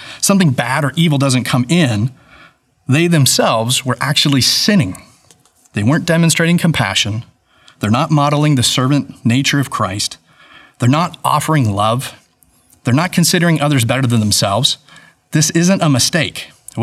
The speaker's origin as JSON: {"language": "English", "region": "California", "country": "United States", "also_born_or_lived": "Atlanta", "moved": "yes", "said": "I'm from California"}